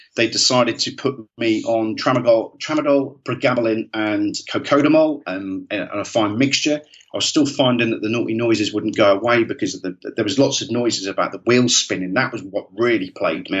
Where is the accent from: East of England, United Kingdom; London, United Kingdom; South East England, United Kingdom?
East of England, United Kingdom; Great Yarmouth; I'm from Great Yarmouth originally